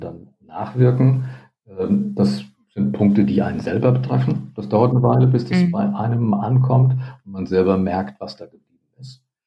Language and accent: German; Northern Hesse, Germany; Nordhessen, wo ich aufgewachsen bin